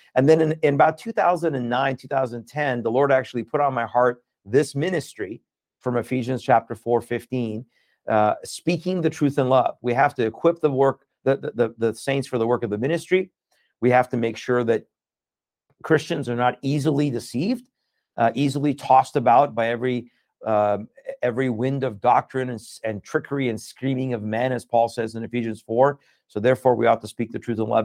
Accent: United States; born or raised there; also born or lived in Iran

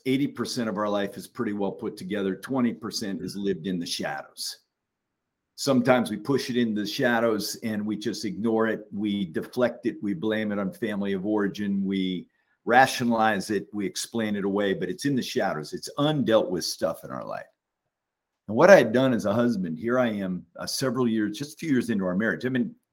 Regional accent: Alaska, United States; I was born in Alaska

